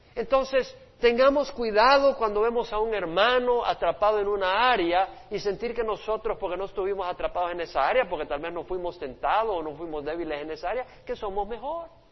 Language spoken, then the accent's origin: Spanish; El Salvador; Mi país, El Salvador, donde yo nací